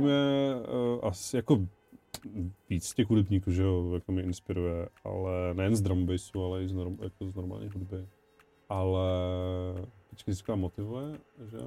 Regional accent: Ostrava, Moravian-Silesian Region, Czechia; now in Havířov, Czech Republic; pocházím z Ostravy, ale bydlím teď v Havířově

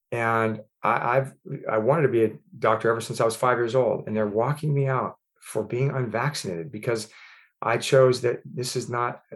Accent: Ventura County, California, United States; also born or lived in San Diego, California / Boston, Massachusetts; I grew up, born and raised in Ventura County, California

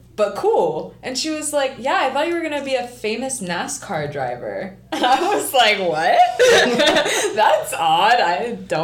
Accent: Ohio, United States; I'm just from Ohio

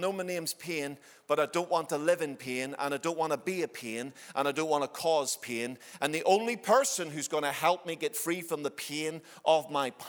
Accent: Ireland; I'm an Irishman

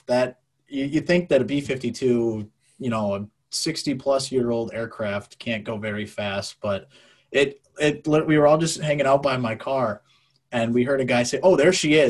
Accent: Minneapolis, Minnesota, United States; I grew up in the Twin Cities, actually pretty close to Wings Over the North in Eden Prairie

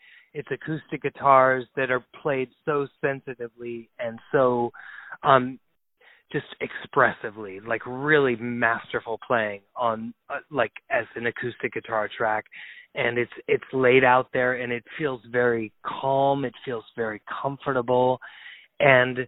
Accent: Texas, United States; also born or lived in Ohio / Cleveland, Ohio; now in New York, United States; prior to that I grew up in Texas.

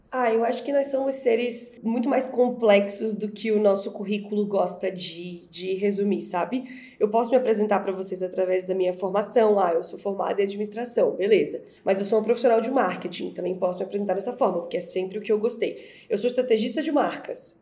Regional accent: Florianópolis, Santa Catarina, Brazil; moved away as an adult; now in São Paulo, Brazil; eu sou florianopolitana, eu moro em São Paulo há sete anos, mas eu sou nascida e criada em Florianópolis

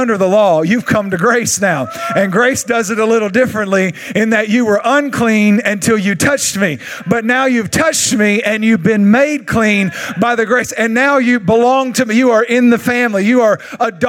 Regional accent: Longview, Texas, United States; accent: East Texan; I'm from Longview, and we don't really even speak English here. It's more a thing that we do called Texan, East Texan

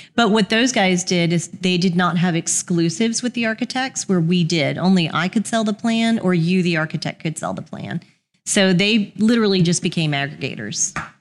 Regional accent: Houston, Texas, United States; moved away as an adult; now in Birmingham, United States; Texan by birth. Um, I grew up in Houston, went to University of Houston

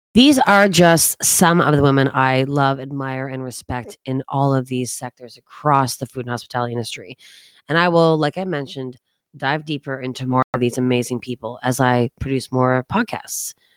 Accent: East Coast of Canada, Canada; moved away; also born or lived in Toronto / New York City; I grew up on the East Coast of Canada

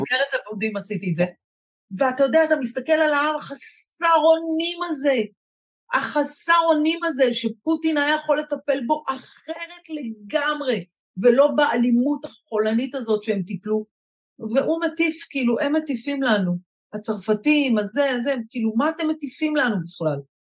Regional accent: Israel; אני בעיקר ישראלית, דור שלישי בארץ, והכי הכי ישראלית שיש, דור שני

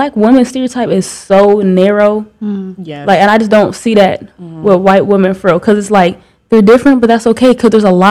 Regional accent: Iowa, United States; I'm from Iowa

